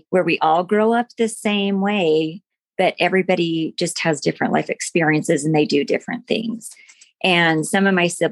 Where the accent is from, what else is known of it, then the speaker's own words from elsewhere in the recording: American Fork, Utah, United States; I grew up in American Fork, Utah